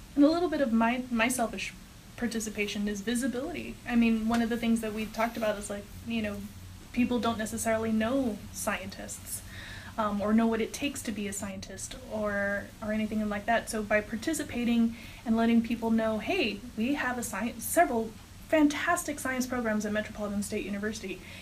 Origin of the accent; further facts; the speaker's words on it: Texas, United States; moved away as an adult; I'm actually from Texas